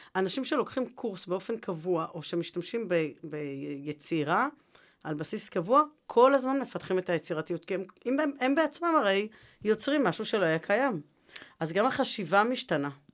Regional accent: Jerusalem, Jerusalem District, Israel; moved away as an adult; now in Rishon LeZion, Israel; אני ירושלמית

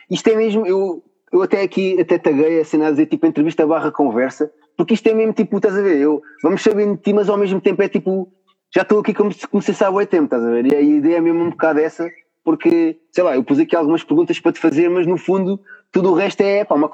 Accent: Lisbon, Portugal; aqui mesmo na minha zona mesmo, porque eu também não sou do centro de Cascais, também não há assim tipo nenhum spot.

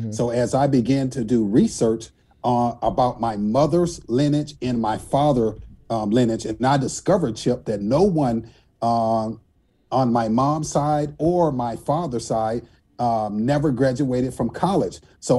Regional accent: Racine, Wisconsin, United States; I was born on October 16th, 1970, Racine, Wisconsin.

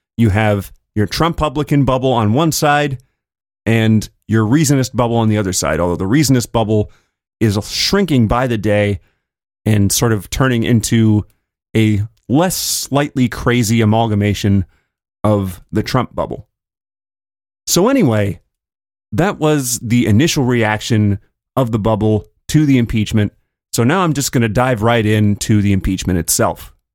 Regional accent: California, United States; my home state of California

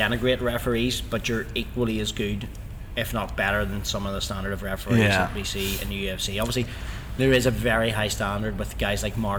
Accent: Ireland; how do you know we're from Ireland?

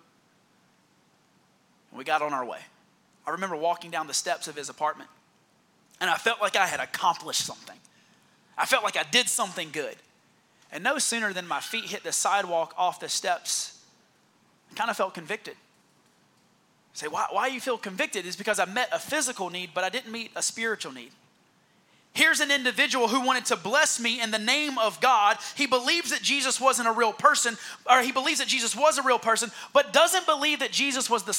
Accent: Heath Springs, South Carolina, United States; moved away; But I'm really from Heath Springs, South Carolina.

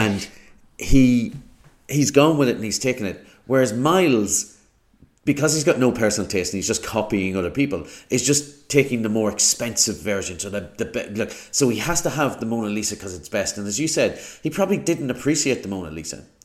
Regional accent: Ireland; as an Irishman

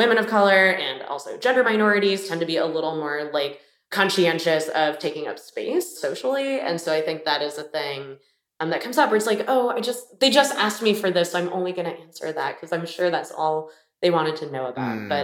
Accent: Miami, Florida, United States; moved away; also born or lived in Boston; I'm from Miami and, you know, I took the sunshine for granted, but I really did not vibe with like the people there.

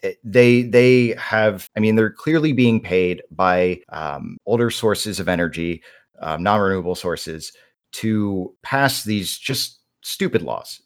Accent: North Carolina, United States; I was born and raised in North Carolina

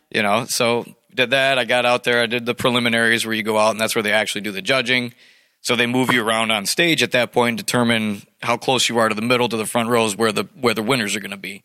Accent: Clarkston, United States; I grew up in Clarkston, and uh, I played for the hockey team

